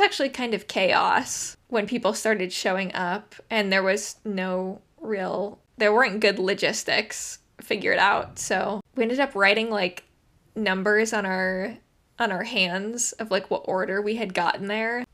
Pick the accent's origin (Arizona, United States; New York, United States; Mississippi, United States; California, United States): Arizona, United States; Phoenix; also born or lived in London; I'm from Phoenix